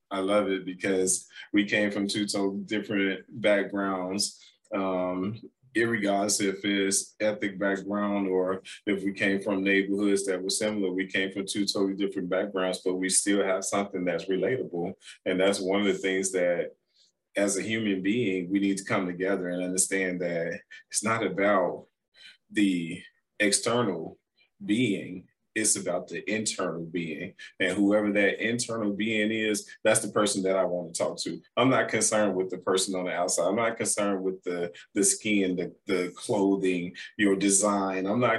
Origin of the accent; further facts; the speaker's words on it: Chicago, Illinois, United States; I said, I'm from Chicago. What's the problem?